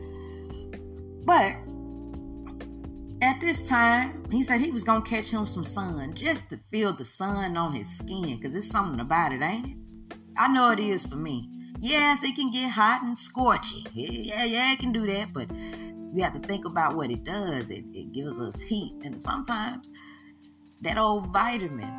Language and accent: English; Mississippi, United States; I am from Mississippi. Home and bred, and you know, this is the South, baby.